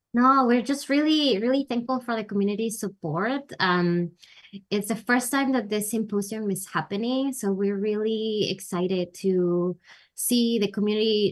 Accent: Peru; now in United States; I'm actually originally from Peru

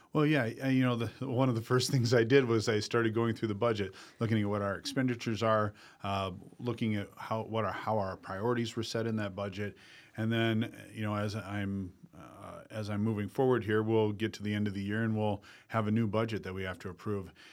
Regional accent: Dell Rapids, South Dakota, United States; I became a business owner in my hometown of Del Rapids

